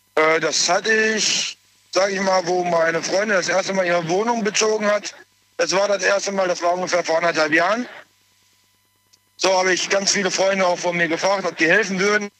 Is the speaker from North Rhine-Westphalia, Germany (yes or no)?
yes; Essen, North Rhine-Westphalia, Germany; ich komme aus Essen.